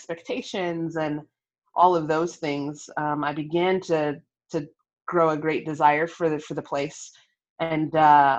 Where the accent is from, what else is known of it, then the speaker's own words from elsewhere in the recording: Sacramento, California, United States; also born or lived in Long Beach, California; I was born in Long Beach, California, and raised in Sacramento, California